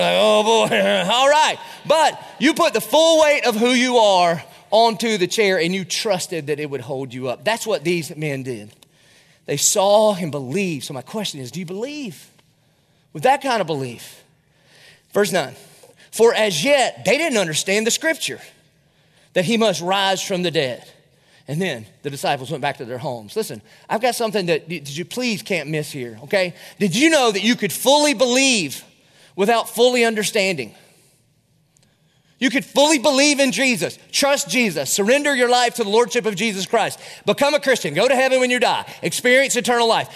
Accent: the South, United States; a lot of us grew up around here. We're from the South.

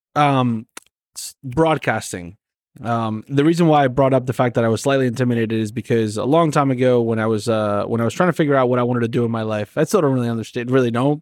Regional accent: Argentina; now in United States; I'm from Argentina

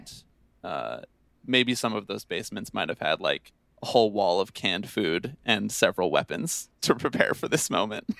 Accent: Bucks County, Pennsylvania, United States; I'm from Bucks County, Pennsylvania

